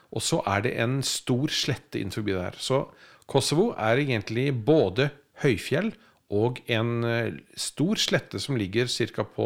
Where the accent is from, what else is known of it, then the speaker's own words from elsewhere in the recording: Norway; Men for oss som nordmenn så er det et land?